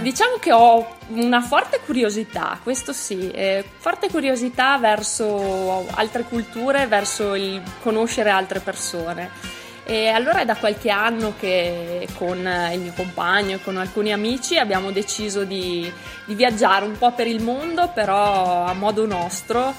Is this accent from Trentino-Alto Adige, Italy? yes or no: yes; Pinzolo, Trentino-Alto Adige, Italy; moved away as an adult; also born or lived in Tione; now in Trento, Italy; vengo da Pinzolo, provincia di Trento